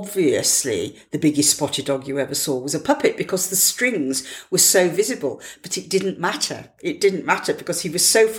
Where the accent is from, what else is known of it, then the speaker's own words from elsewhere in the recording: Leeds, Yorkshire and the Humber, United Kingdom; now in Cambridge, United Kingdom; I was brought up in Leeds, in the suburbs of Leeds.